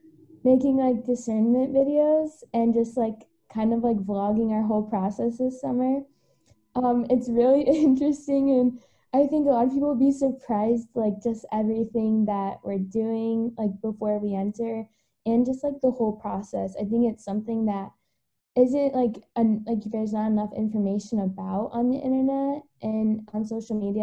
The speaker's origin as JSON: {"language": "English", "town": "Michigan City", "region": "Indiana", "country": "United States", "said": "I'm from Michigan City, Indiana, Diocese of Gary"}